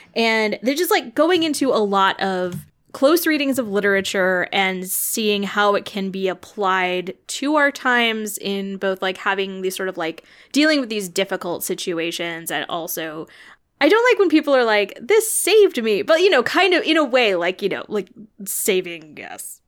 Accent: Illinois, United States; I grew up in Illinois, and so I grew up going to all these Lincoln sites.

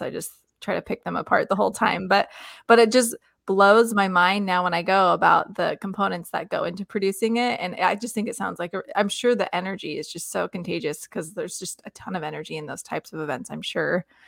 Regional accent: Lexington, Kentucky, United States; I grew up in Lexington, Kentucky

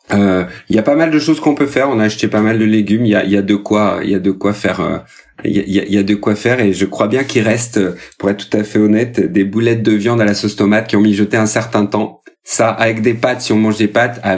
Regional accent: Occitania, France; je vais mettre à l'honneur ma région natale, à savoir l'Aveyron.

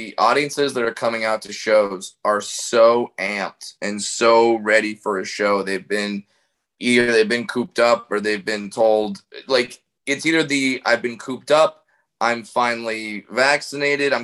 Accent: Orange County, California, United States; I grew up in Orange County

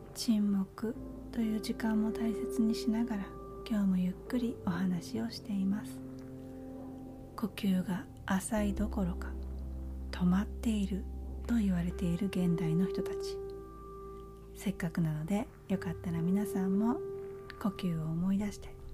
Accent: Japan; moved away as an adult; now in United States; このアメリカっていうえ生まれ育った母国ではないところで、えー、日本に比べたら

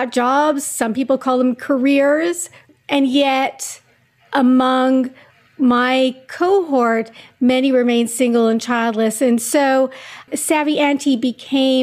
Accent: Montreal, Quebec, Canada; moved away as an adult; now in New York, United States; I grew up in Montreal, Canada. I moved to the States in 93 after graduating.

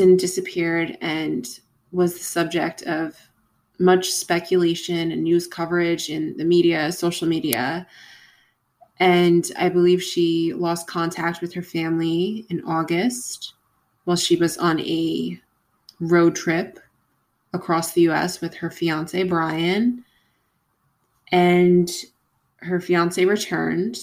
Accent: Long Island, New York, United States; I'm also from Long Island.

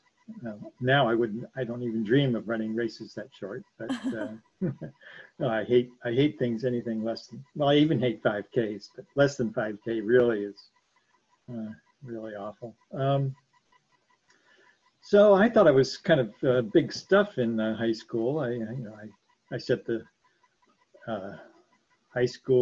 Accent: Canton, Ohio, United States; I grew up in Canton, Ohio.

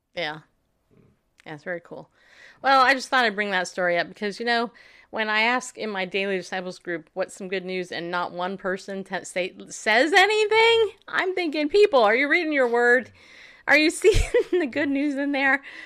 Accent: Tennessee, United States; "Where are you from?" I'm like, "Tennessee."

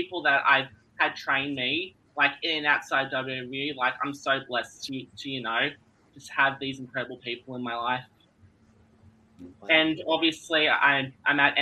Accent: Melbourne, Victoria, Australia; I'm from Melbourne, Australia, and I've been wrestling for 4 years now. And here in Melbourne, I train at the NCW Academy

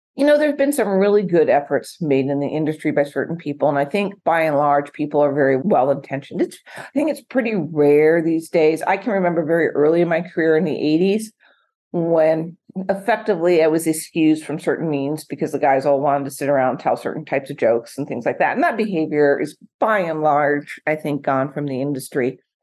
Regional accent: Portland, Oregon, United States; now in Newport Beach, United States; I grew up in Portland, not Eugene, Track City, USA

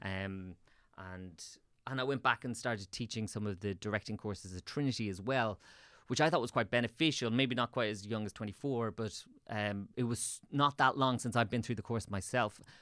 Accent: Swords, Leinster, Ireland; also born or lived in Dublin; I grew up in Swords, so I moved into town

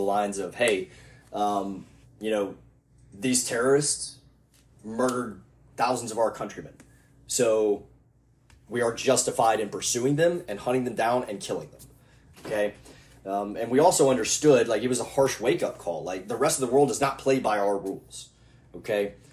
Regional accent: United States

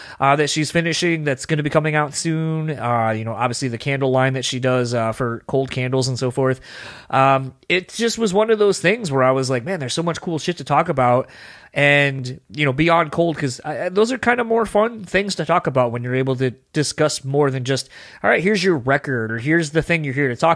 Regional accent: East Coast, United States; now in Grand Rapids, United States; I'm originally from the East Coast, but I live here in the Midwest in Michigan

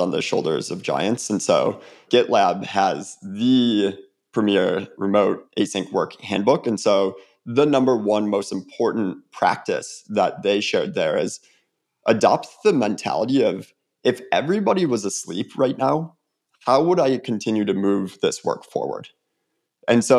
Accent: Illinois, United States; now in Atlanta, United States; growing up in Illinois

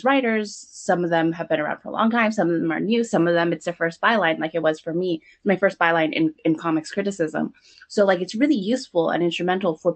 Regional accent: SoCal, California, United States; moved away as an adult; also born or lived in New York; I've been in SoCal, which in my hometown

